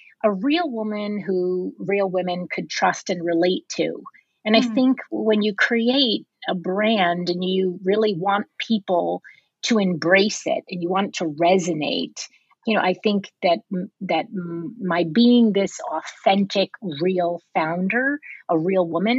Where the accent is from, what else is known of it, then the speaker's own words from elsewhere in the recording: New York, United States; moved away as an adult; now in California, United States; I was born and raised on the East Coast